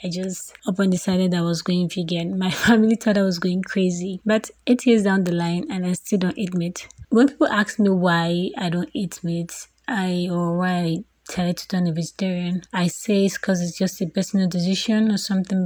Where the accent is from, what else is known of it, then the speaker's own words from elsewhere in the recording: Nigeria; I'm 25 years old. I'm from Nigeria